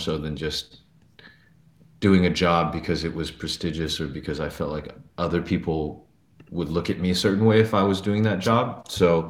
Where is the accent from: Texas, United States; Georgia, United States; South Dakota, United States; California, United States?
California, United States; Northern; also born or lived in New York; now in Los Angeles, United States; I was born in New York to an immigrant family, and I was raised in Northern California